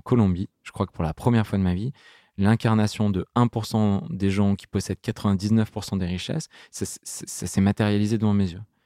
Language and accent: French; Grenoble, Auvergne-Rhône-Alpes, France; grandir à Grenoble, à côté de Grenoble, en plein milieu de la nature